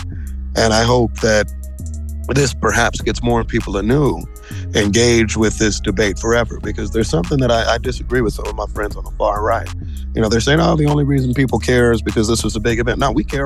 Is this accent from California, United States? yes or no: no; Kansas City, Missouri, United States; growing up in Kansas City